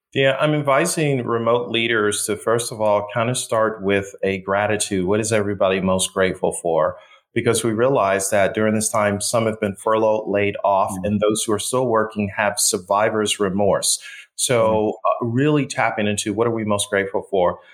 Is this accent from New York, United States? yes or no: yes; Buffalo, New York, United States; I was born and raised in Buffalo.